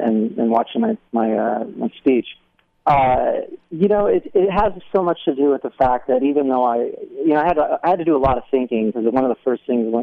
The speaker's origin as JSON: {"language": "English", "town": "Albany", "region": "New York", "country": "United States", "tie": "born or raised there", "also_born_or_lived": "Germany", "moved": "yes", "lives_now": "Newport Beach, United States", "said": "I spent most of my time upstate in Albany, New York"}